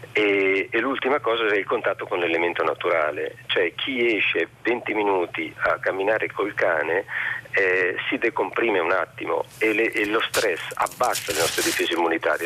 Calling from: Pesaro, Marche, Italy; chiamo da Pesaro

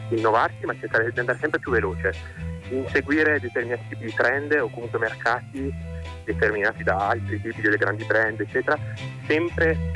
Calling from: Turin, Piedmont, Italy; siamo da Torino.

